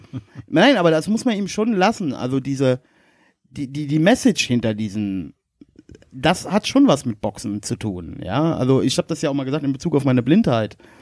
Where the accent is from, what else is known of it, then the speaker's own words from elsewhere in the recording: Westerwald, Rhineland-Palatinate, Germany; also born or lived in Erkelenz (family); bei uns im Westerwald